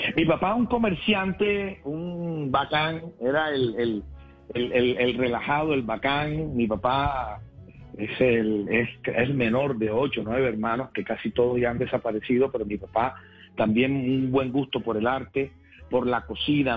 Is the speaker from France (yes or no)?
no; Cartagena, Bolívar, Colombia; en el barrio de Chamaní de mi ciudad natal, Cartagena, donde nací